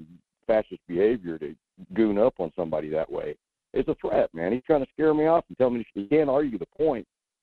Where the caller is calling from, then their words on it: Wasilla, Alaska, United States; I'm in Wasilla.